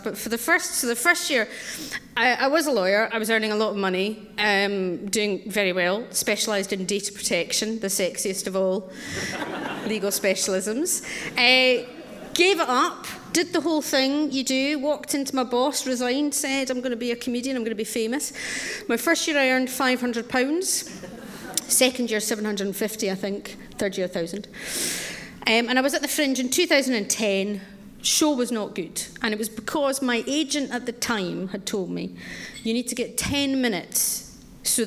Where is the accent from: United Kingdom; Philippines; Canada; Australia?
United Kingdom; Scotland; I grew up in Scotland with Clause 28, Section 28